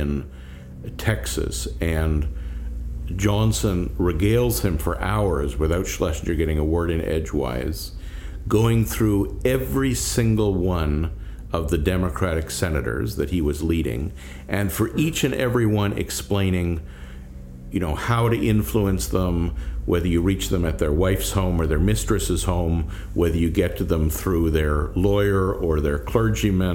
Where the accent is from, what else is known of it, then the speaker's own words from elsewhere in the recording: Canada; I'm a Canadian